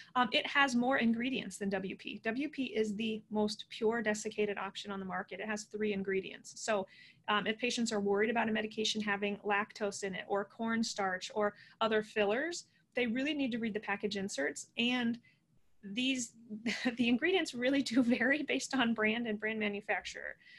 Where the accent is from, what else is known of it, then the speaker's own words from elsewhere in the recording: Midwest, Iowa, United States; born and raised in the Midwest.